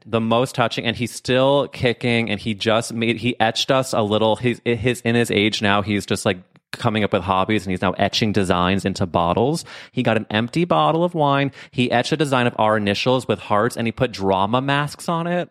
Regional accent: St. Louis, Missouri, United States; I'm from Saint Louis.

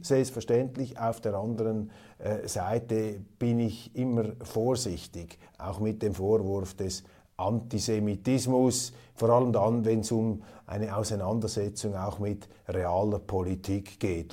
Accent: Switzerland; Als Schweizer

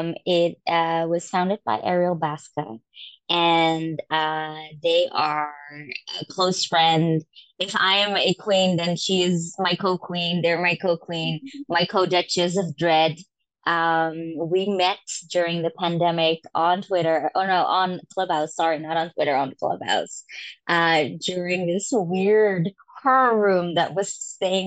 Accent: Amsterdam, North Holland, Netherlands; I'm born and raised in Europe in Amsterdam, the Netherlands

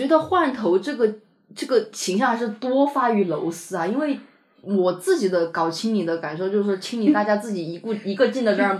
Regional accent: Chengdu, Sichuan, China; 不要苛求我们成都人发呢呢音

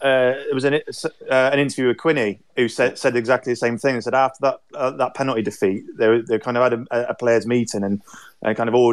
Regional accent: Gloucestershire, South West England, United Kingdom; I'm born and bred in Gloucestershire. I've got no ties to the North East, no ties to Sunderland whatsoever.

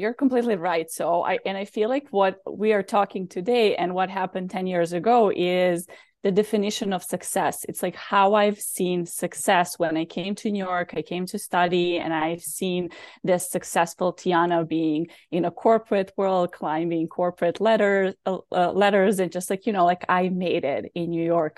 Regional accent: Belgrade, Serbia; moved away; also born or lived in Bosnia; I was born in Bosnia, so there was a war, and then we moved to Serbia

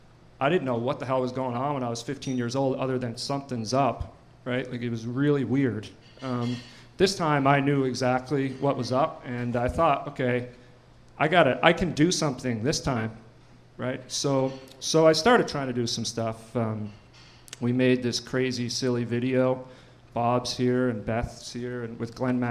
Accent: New Waterford, Nova Scotia, Canada; When I was a kid, some point when I was a kid, I think it was around 1997, in New Waterford

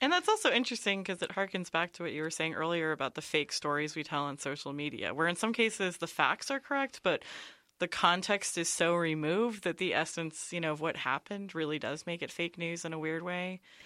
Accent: near San Francisco, California, United States; I grew up in near San Francisco

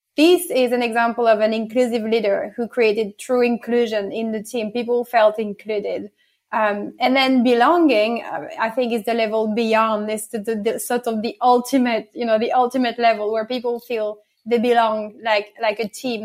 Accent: France; accent: a bit of French and English accent; now in London, United Kingdom; born and bred in France, so get a bit, bit of French and English accent in, in there.

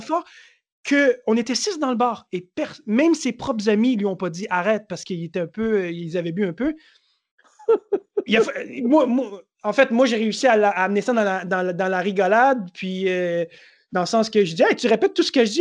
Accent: Montreal, Quebec, Canada; je viens de Montréal, Montréal, c'est chez moi.

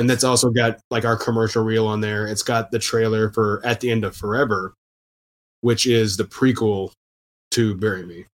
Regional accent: Houston, Texas, United States; moved away as an adult; also born or lived in Austin, Texas / Louisiana; now in New Orleans, United States; I'm from Houston originally

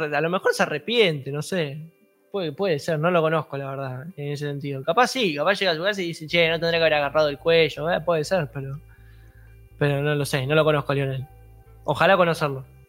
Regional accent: Argentina; soy argentino

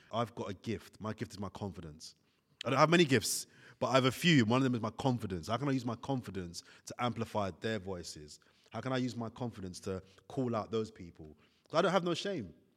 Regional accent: London, United Kingdom; also born or lived in Italy; where I come from, I'm from Brixton

